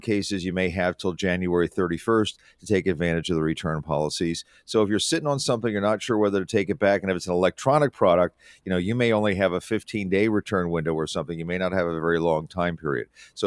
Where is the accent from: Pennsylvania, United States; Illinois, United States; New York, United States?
Pennsylvania, United States; Philadelphia; I remember going to Gimbel's as a kid because I grew up in Philadelphia